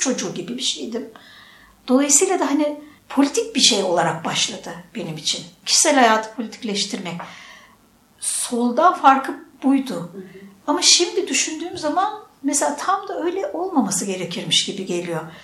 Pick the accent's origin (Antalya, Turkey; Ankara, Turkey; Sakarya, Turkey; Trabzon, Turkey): Ankara, Turkey; moved away as an adult; also born or lived in Istanbul; now in Bolu, Turkey; Ankara'dan gitmişim